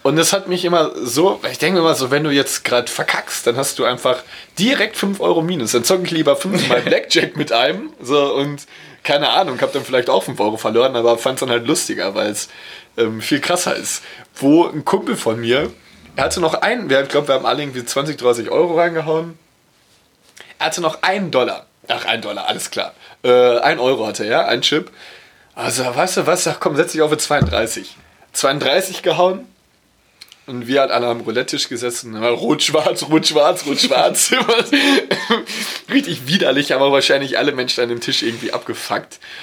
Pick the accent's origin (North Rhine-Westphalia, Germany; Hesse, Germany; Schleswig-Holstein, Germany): North Rhine-Westphalia, Germany; Dortmund; Ich, ich komme aus Dortmund